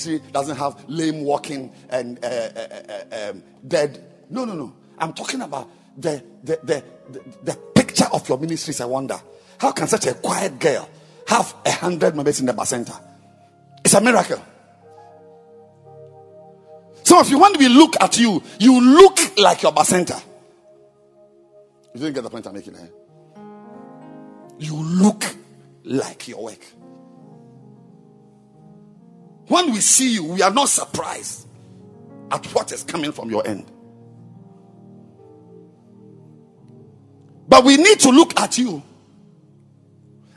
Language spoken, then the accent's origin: English; Ghana; I'm a Ghanaian